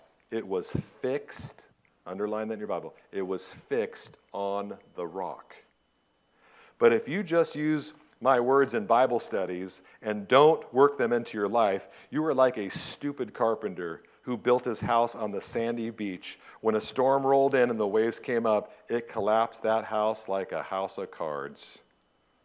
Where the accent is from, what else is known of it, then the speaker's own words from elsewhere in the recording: Southern California, United States; I grew up in Southern California